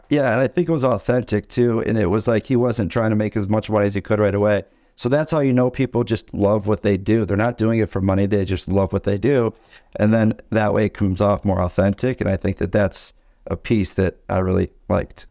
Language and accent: English; Tawas City, Michigan, United States; right now we're in Tawas, Michigan. It's where I was born and raised